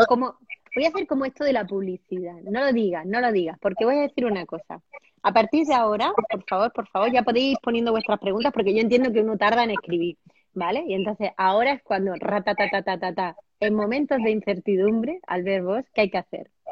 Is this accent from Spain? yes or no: yes; Andalusia, Spain; yo soy andaluza